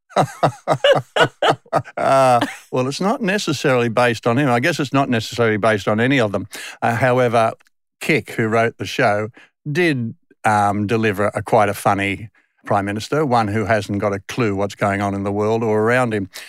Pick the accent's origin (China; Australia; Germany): Australia; Sydney, New South Wales; accent: Westie; moved away as an adult; also born or lived in England; I grew up in the Western suburbs of Sydney till I was twenty-five.